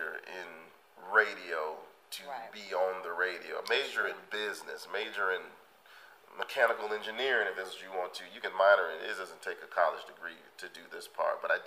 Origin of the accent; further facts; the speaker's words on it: Memphis, Tennessee, United States; I'm from northeast Memphis, so I grew up in the Kingsbury area.